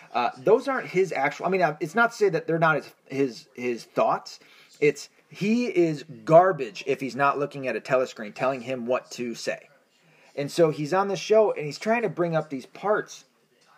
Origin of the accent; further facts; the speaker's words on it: United States; I am an American. I'm not an Irish man in the sense of I do not have a citizenship to Ireland